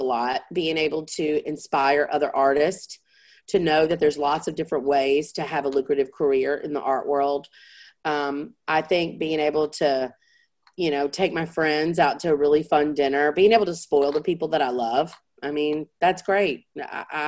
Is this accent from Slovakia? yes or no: no; the South, United States; I was raised in the South